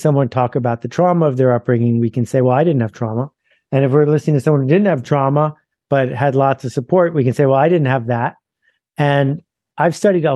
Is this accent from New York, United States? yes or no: yes; Mount Vernon, New York, United States; I was born in New York, but I grew up in Mount Vernon, which is about 11 miles from New York City